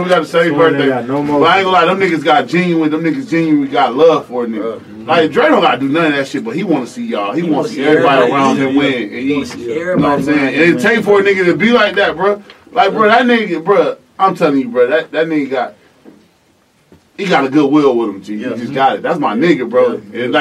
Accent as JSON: {"language": "English", "town": "Rochester", "region": "New York", "country": "United States", "moved": "yes", "lives_now": "Atlanta, United States", "said": "I know where I'm from. I'm from Rochester, New York"}